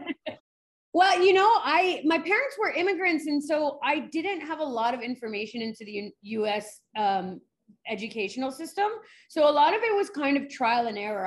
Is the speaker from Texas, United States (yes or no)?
no; New York City, New York, United States; I grew up in New York City